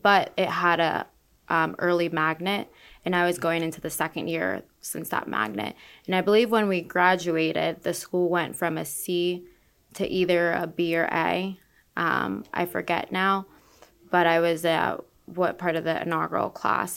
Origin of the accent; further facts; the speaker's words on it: Orlando, Florida, United States; now in Tampa Bay, United States; I'm from Orlando